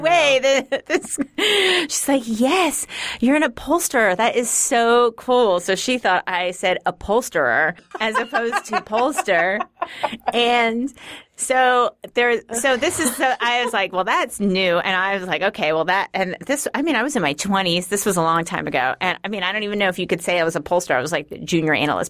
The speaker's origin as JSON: {"language": "English", "town": "New York City", "region": "New York", "country": "United States", "accent": "Queensy", "said": "I'm from Queens originally. So maybe there's something Queensy about it."}